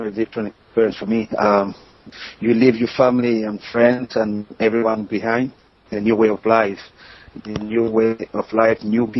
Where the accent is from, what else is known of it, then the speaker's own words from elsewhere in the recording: Yaoundé, Centre, Cameroon; moved away; I lived next to one of the top teams in Cameroon, training ground, which is Canon de Yaoundé.